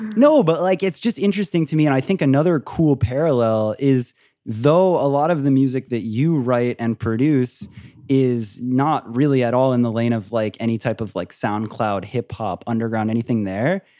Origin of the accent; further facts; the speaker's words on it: Florida, United States; I grew up in Florida, like by a beach town